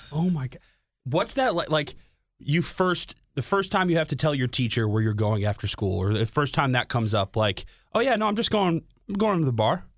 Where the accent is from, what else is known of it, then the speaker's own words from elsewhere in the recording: Schaumburg, Illinois, United States; now in Chicago, United States; growing up in frickin' Schaumburg, like, Northwest Burbs